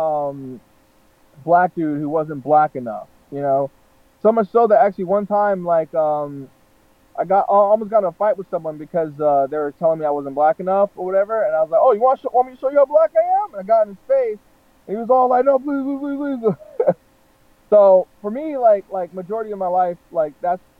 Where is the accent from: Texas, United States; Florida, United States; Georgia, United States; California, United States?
Florida, United States; North; moved away; being born and raised in the South, you know, like North Florida